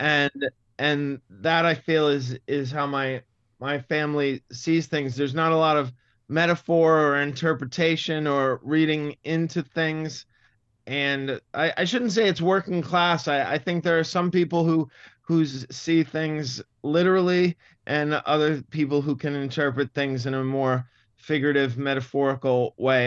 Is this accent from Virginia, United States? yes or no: no; Massachusetts, United States; accent: Boston; moved away; the Boston accent really, it, it really turns me off. It's, it's, it's sad because it's, it's my, my roots